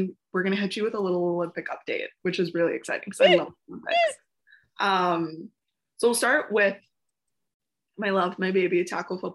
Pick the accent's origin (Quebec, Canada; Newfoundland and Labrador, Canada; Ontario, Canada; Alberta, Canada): Quebec, Canada; Montreal; this is my hometown team